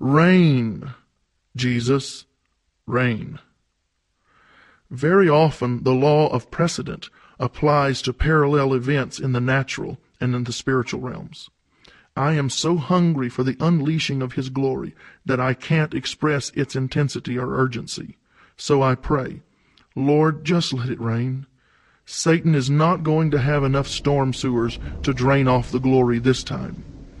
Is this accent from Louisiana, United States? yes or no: yes; Louisiana, United States; I was born and raised in Louisiana, where we're accustomed to seeing days of rain.